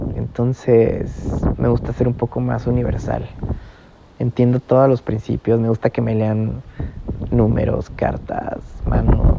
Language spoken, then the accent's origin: Spanish; San Juan del Río, Querétaro, Mexico; moved away; yo soy de Querétaro, eh, y crecí en San Juan del Río